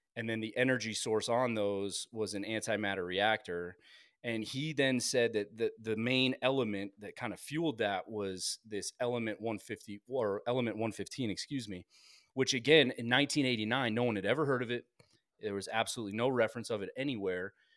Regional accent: East Coast, United States; now in Colorado, United States; growing up on the East Coast

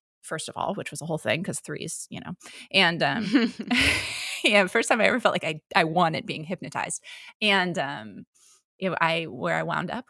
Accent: San Jose, California, United States; also born or lived in Portland; now in San Diego, United States; I've lived in San Jose, California is where I grew up, and then I moved up to Portland and now I'm in San Diego

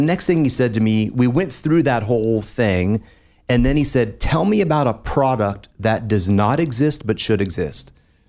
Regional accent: Parkersburg, West Virginia, United States; So I was, you know, I'm from a really small town

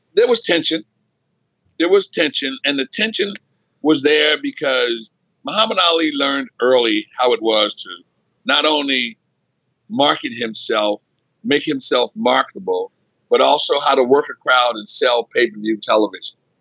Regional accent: Philadelphia, Pennsylvania, United States; moved away as an adult; also born or lived in Scottsbluff, Nebraska; I grew up in Philly.

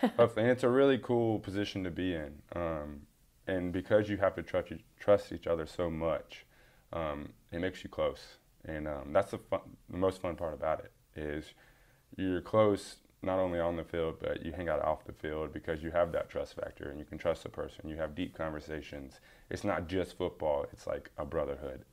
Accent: Charlotte, North Carolina, United States; Growing up in the Charlotte area

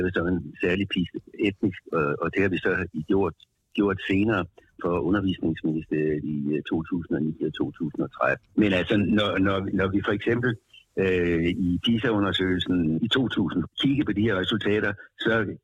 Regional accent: Denmark; vi som danskere

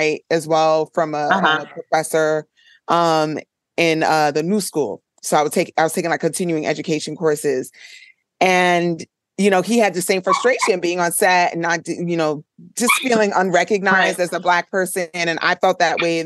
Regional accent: New York City, New York, United States; they raised me in the Flatbush area of Brooklyn.

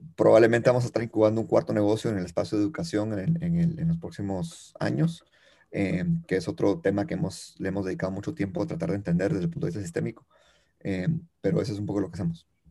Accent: Guatemala; yo soy chapín eh, eh, de corazón y, y, de vida, nacido, crecido.

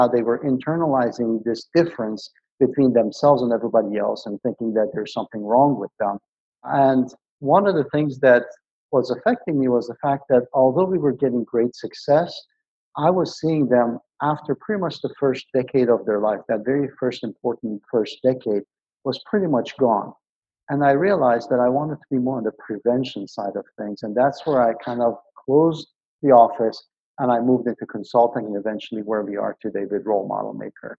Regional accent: Iran; moved away; I actually grew up in Iran

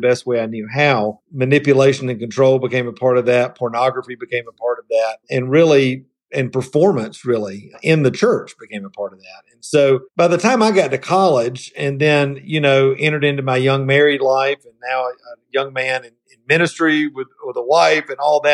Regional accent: Columbus, Georgia, United States; also born or lived in Atlanta, United States; now in Asheville, United States; I grew up in Middle Georgia in Columbus, Georgia

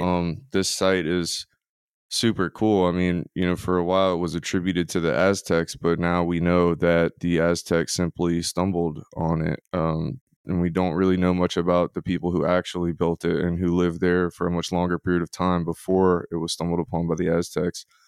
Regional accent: Louisiana, United States; moved away as an adult; now in Mississippi, United States; I am from Louisiana, in the swamps of Louisiana

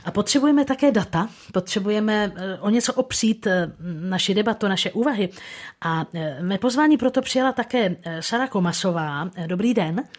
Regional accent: Hradec Králové Region, Czechia; můj rodný kraj

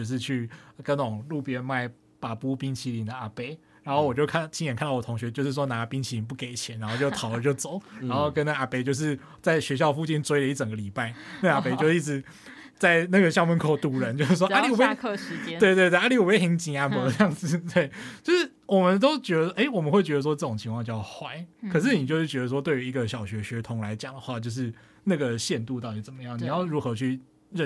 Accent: Tainan, Taiwan; 自己是在台南长大的。然后呃，其实就是更精确一点说，其实我是在那个呃庙街附近长大的，就是呃，其实我家就是那种左边有一间庙，右边有一间庙的那种状态。

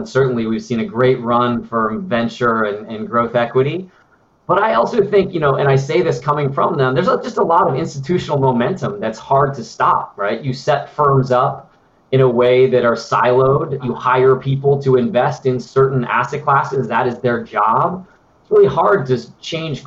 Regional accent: Denver, Colorado, United States; moved away; also born or lived in New York / Menlo Park / Washington, District of Columbia, United States; grew up in Denver, very mountainous state

